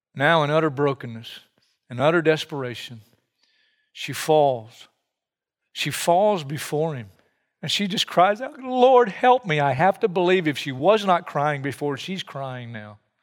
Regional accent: United States; I'm an American just like you, and I grew up here

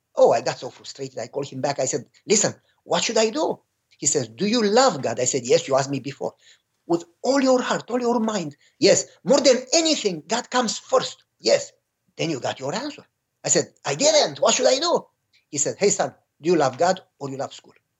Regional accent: Romania; moved away; I was born and raised in Romania during communism

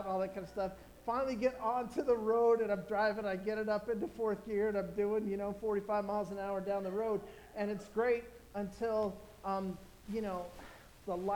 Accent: Orange County, California, United States; I grew up in Orange County in a you know, upper middle class family

